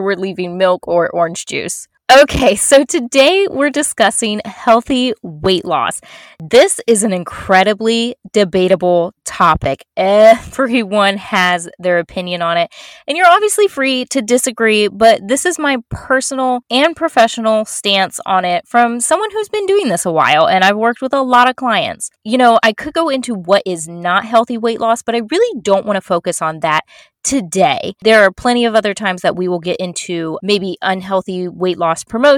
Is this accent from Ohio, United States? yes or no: no; Florida, United States; I'm from Florida, and I lived in, born and raised in Florida and still live here.